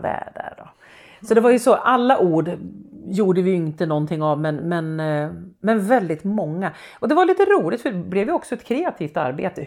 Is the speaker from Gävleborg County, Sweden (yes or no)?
yes; Hälsingland, Gävleborg County, Sweden; accent: Hälsingemål; hemma i Rumstad där jag är uppvuxen